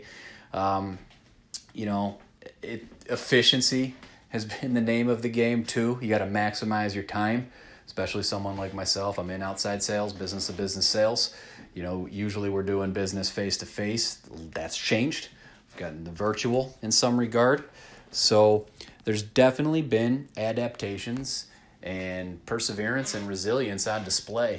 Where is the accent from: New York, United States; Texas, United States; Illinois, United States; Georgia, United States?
New York, United States; Rochester; I'm a schmuck from Rochester, New York